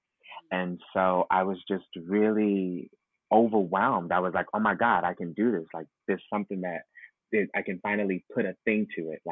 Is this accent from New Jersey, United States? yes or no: no; New York City, New York, United States; I was born and raised in Brooklyn, New York, Bed-Stuy